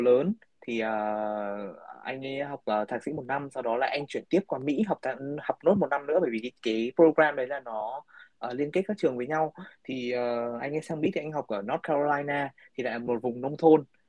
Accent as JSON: {"language": "Vietnamese", "region": "Hưng Yên", "country": "Vietnam", "tie": "born or raised there", "moved": "yes", "lives_now": "United States", "said": "ở quê em chẳng hạn như ở em ở Hưng Yên"}